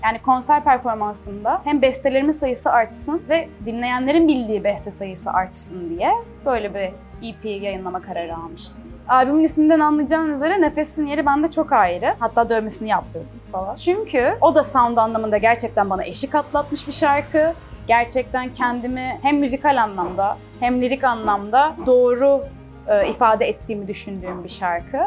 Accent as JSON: {"language": "Turkish", "town": "Çeşme", "region": "İzmir", "country": "Turkey", "tie": "born or raised there", "also_born_or_lived": "Istanbul", "first_language": "Turkish", "moved": "yes", "said": "Çeşme gibi küçük bir yerde yaşıyorum ben. Orada büyüdüm yani."}